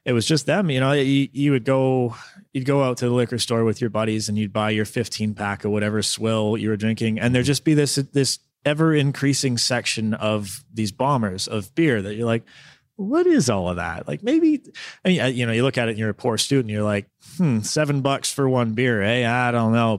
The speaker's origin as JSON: {"language": "English", "region": "Southern Ontario", "country": "Canada", "also_born_or_lived": "Victoria, British Columbia", "moved": "as an adult", "lives_now": "Smithers, Canada", "said": "I'm from Southern Ontario, but I moved to Victoria in two thousand seven to go to school."}